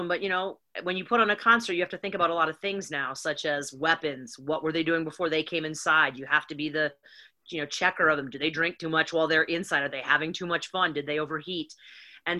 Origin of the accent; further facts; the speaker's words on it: West Bend, Wisconsin, United States; moved away as an adult; also born or lived in Lawrence, Kansas; A town called West Bend, Wisconsin